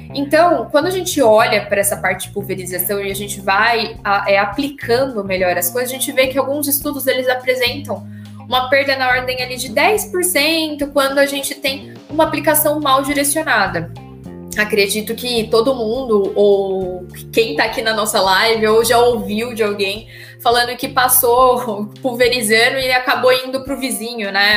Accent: Brazil; como um bom brasileiro

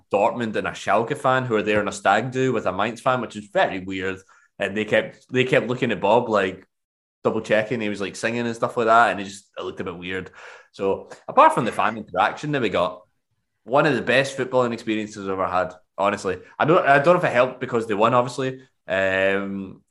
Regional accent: Scotland, United Kingdom; now in Germany; I come off Scotland

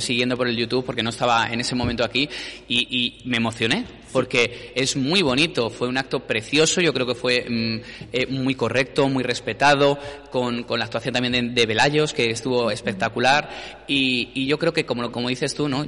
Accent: Valladolid, Castile and León, Spain; moved away as an adult; now in Íscar, Spain; soy de Valladolid

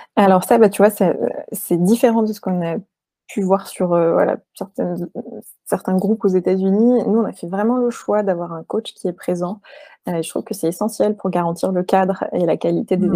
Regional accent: France; also born or lived in New York, United States; On était françaises mais expatriées en même temps.

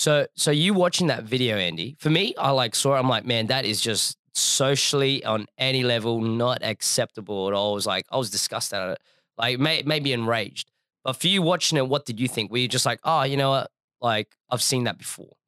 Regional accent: Adelaide, South Australia, Australia; I grew up in Adelaide

